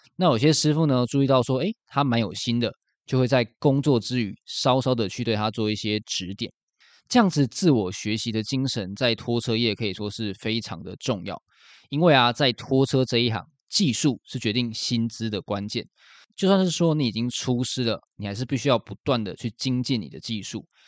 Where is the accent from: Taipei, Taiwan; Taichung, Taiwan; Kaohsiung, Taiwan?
Kaohsiung, Taiwan; 我也是七年级生，而且我也是高雄的小港人